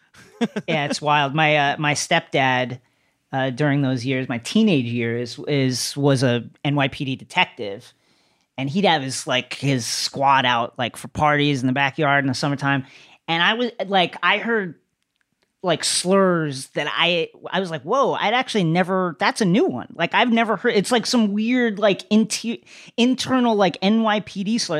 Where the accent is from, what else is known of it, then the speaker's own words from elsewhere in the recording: Bethpage, New York, United States; I grew up in Bethpage, but it was culturally Levittown, is what I tell people